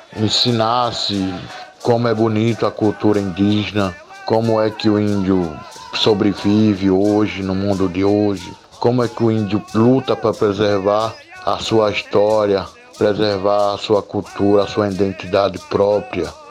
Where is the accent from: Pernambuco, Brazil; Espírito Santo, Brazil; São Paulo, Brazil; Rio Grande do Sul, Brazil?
Pernambuco, Brazil; Fulni-ô village; Eu estudei primeiro grau completo, só até o primeiro grau aqui mesmo na aldeia, na escola Marechal Rondon